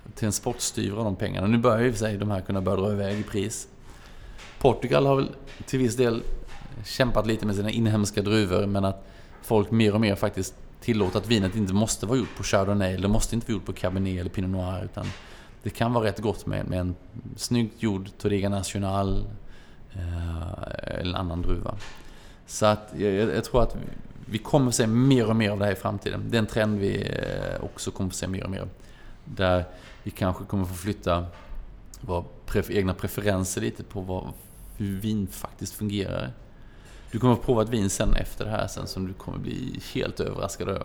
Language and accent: Swedish; Småland, Sweden; som den smålänning man är